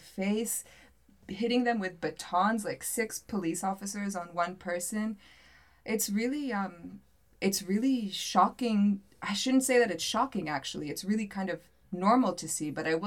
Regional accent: United States; moved away as an adult; also born or lived in North Africa or the Middle East; now in Athens, Greece; as an American abroad

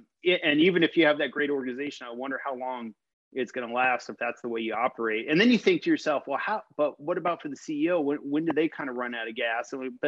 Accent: Los Angeles, California, United States; now in Seattle, United States; I'm based in Seattle, Washington. Okay. I grew up in Los Angeles.

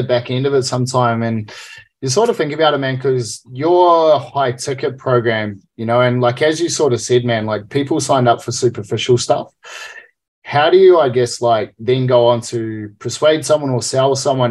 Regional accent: New Zealand; me being a Kiwi

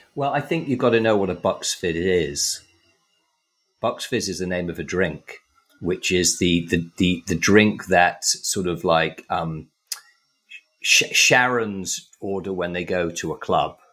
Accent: England, United Kingdom; when I was growing up in England

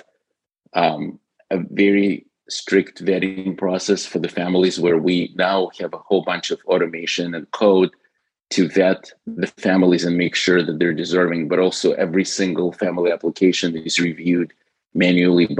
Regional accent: Ukraine; moved away as an adult; originally, when I was 19, my family immigrated from Ukraine. So I've spent the first 19 years of my life growing up in the Soviet era Ukraine.

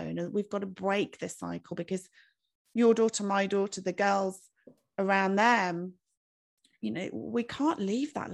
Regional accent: United Kingdom; we're British

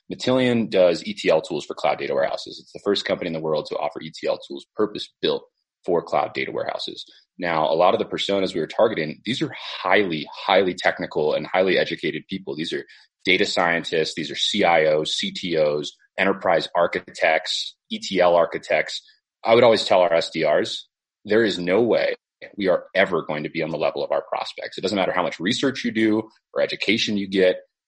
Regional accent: Silicon Valley, California, United States; I grew up in the Silicon Valley and I watched the dot-com boom happen

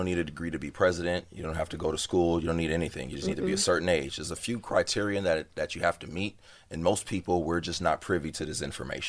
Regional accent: Compton, California, United States; growing up in Compton, it was always the white boys who came in there and they already had a certain type of mentality.

